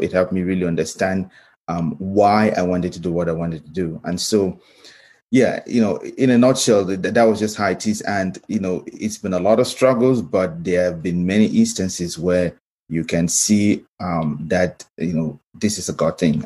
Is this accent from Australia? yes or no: no; Cameroon; moved away as an adult; now in United States; I grew up in Cameroon